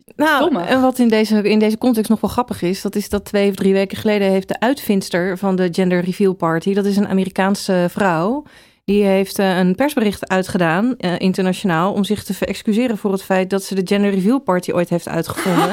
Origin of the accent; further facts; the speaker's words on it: The Hague, South Holland, Netherlands; ik kom uit Den Haag